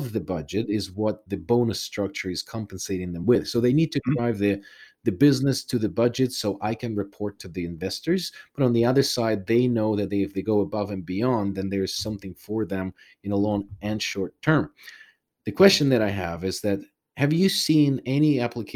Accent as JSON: {"language": "English", "country": "Ukraine", "tie": "born or raised there", "moved": "yes", "said": "I was born in Soviet Union. I'm originally from Ukraine."}